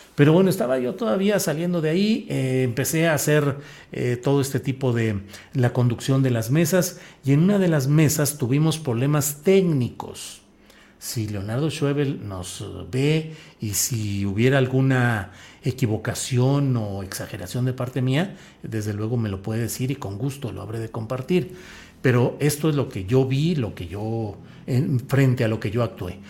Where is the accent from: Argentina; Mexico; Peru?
Mexico; Torreón, Coahuila; also born or lived in San Luis Potosí / Mexico City; now in Zapopan, Mexico; Soy de la comarca, soy lagunero, nací ahí, ahí crecí y luego porque mi, mi padre tuvo que ir a trabajar desde San Luis Potosí, pues me asenté en San Luis Potosí